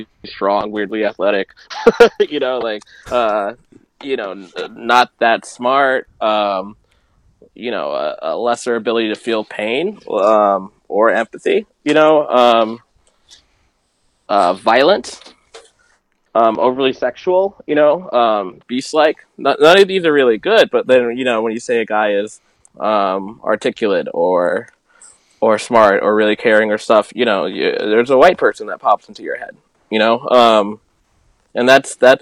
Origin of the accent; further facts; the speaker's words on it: Maryland, United States; growing up in Maryland